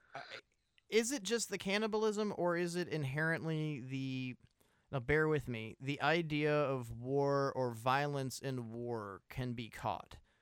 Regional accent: United States; you and I are Americans

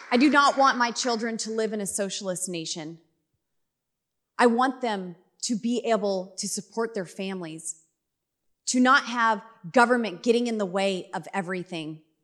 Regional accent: Colorado, United States; I'm from Colorado

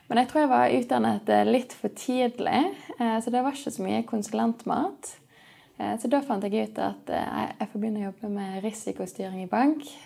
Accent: Sandviken, Vestland, Norway; also born or lived in Edinburgh, United Kingdom; Eh, jeg er oppvokst i Sandviken, så jeg fant ut at jeg kunne ikke bo i Sandviken hele livet. Eh, så jeg studerte i Edinburgh, på universitetet der.

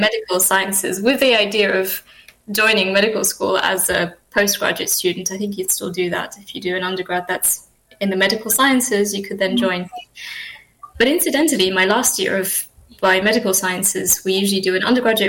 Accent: Mauritius; moved away as an adult; now in United Kingdom; I grew up there. So I spent the first couple of years of life here in the UK and did sort of most of my schooling there in Mauritius, and then moved back to the UK for university education

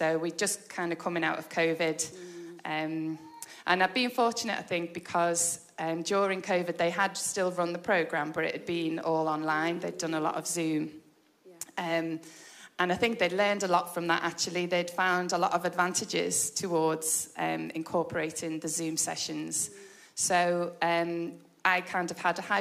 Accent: Liverpool, North West England, United Kingdom; moved away as an adult; also born or lived in Portugal; now in Warrington, United Kingdom; I'm originally from Liverpool. I'm 50 years old. I am married with 4 children. Lived in Liverpool until I got married

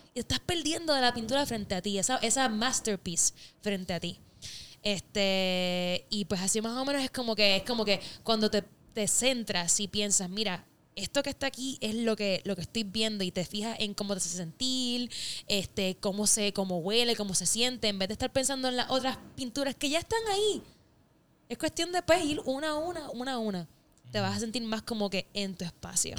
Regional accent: Puerto Rico; moved away as an adult; now in Los Angeles, United States; Soy, soy parte de la, de la diáspora borinqueña, eh, deseando siempre estar en la isla

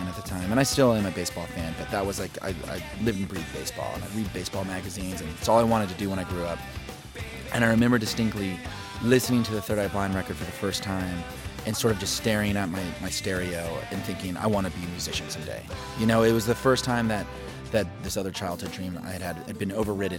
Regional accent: Oklahoma City, Oklahoma, United States; also born or lived in Lubbock, Texas / Detroit, Michigan / Tulsa, Oklahoma; I was born in Lubbock, Texas, and then my family moved to Detroit, Michigan, and then we moved to Tulsa, Oklahoma, and then to Oklahoma City.

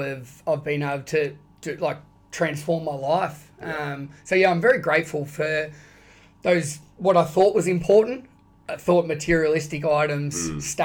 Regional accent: Shepparton, Victoria, Australia; also born or lived in London; now in Bayside, Melbourne, Australia; growing up in Shepparton, played cricket and football at amazing clubs

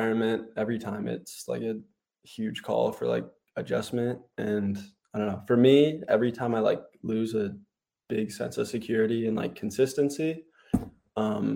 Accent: Happy Valley, Oregon, United States; I'm from Happy Valley, Oregon

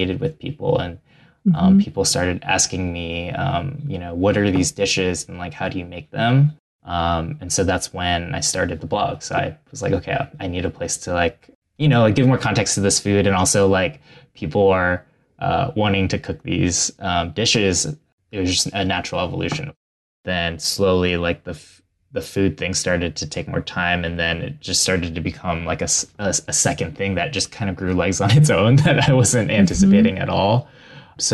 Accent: Ohio, United States; born or raised there

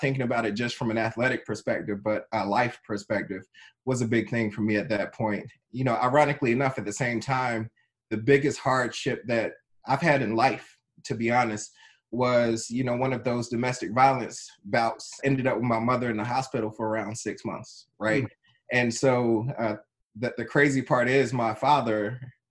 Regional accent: Trenton, New Jersey, United States; I was born in Trenton, New Jersey, very inner city environment

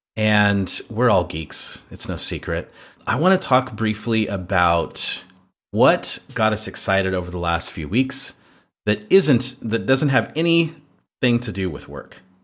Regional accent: United States; moved away as an adult; now in Croatia; I'm an American in Croatia

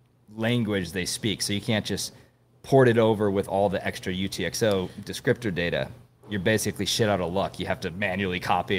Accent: London, United Kingdom; You're not an Austin guy, right? No, I'm from London.

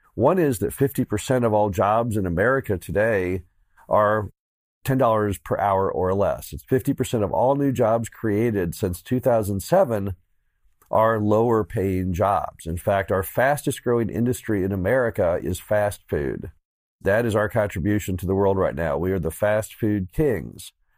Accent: Missouri, United States; my home state of Missouri

